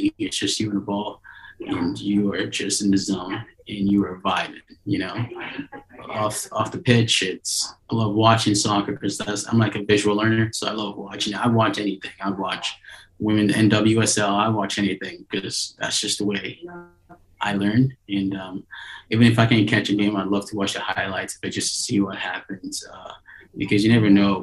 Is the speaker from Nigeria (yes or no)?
yes; Nigeria; moved away; growing up in Nigeria